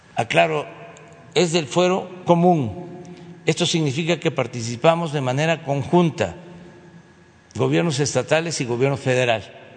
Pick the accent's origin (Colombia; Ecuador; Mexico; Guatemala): Mexico; no somos malos los mexicanos por naturaleza